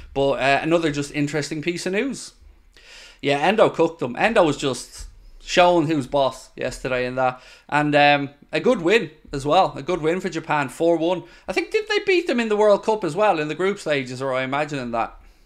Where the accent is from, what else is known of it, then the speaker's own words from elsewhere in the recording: Ireland; I'm Irish